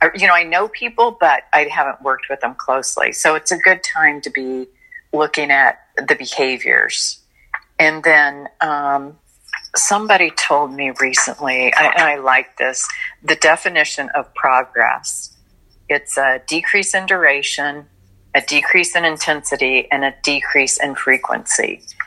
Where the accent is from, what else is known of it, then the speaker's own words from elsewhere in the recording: Illinois, United States; now in Florida, United States; I got offered a job in Illinois, which is my home state